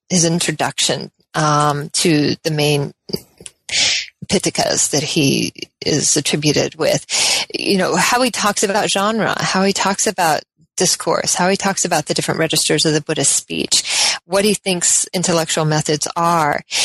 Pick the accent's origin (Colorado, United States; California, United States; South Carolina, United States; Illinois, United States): Colorado, United States; also born or lived in Oregon; I'm from the West. Um, generally, I was born in Colorado